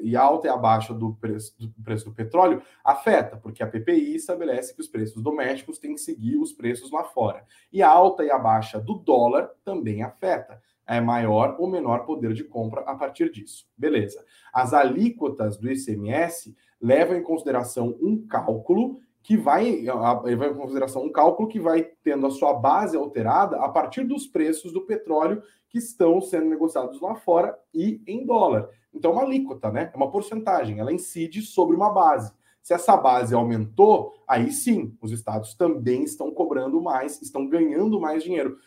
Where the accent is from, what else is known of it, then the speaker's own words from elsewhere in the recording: Brazil; a gente tem que tomar enquanto brasileiros